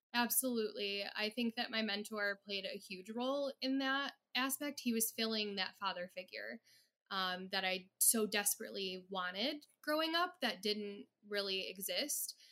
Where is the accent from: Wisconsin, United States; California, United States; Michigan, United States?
Michigan, United States; Detroit; I am in the Metro Detroit area